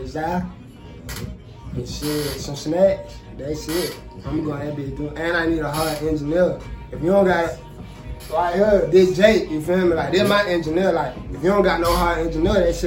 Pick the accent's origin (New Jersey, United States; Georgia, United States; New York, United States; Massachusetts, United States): Georgia, United States; Atlanta; also born or lived in Orangeburg, South Carolina; I'm from Orangeburg, South Carolina. But I was born and I was raised in Atlanta